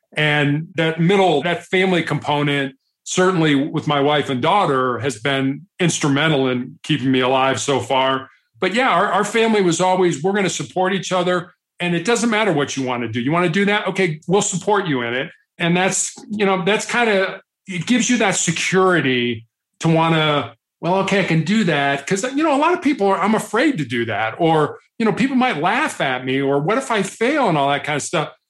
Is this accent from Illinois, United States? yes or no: yes; Chicago, Illinois, United States; also born or lived in Charleston, South Carolina; I'm from Chicago. I'm the oldest of three boys